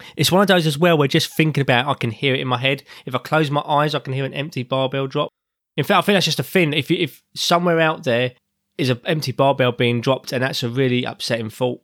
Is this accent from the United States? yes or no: no; England, United Kingdom; I'm an Englishman